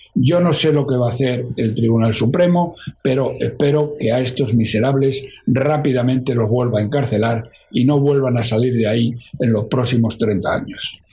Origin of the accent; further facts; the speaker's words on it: Spain; como cualquier español de bien